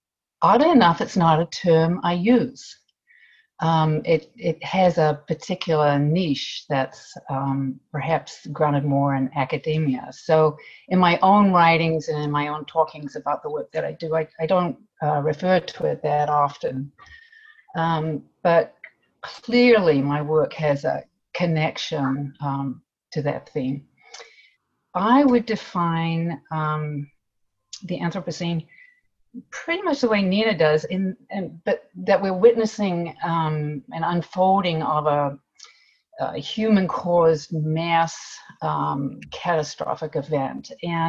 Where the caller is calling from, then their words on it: Fairbanks, Alaska, United States; Well, first I'd like to say that I'm joining from Fairbanks, the traditional homeland of the Diné and Dena'ina people of the Lower Tanana Valley.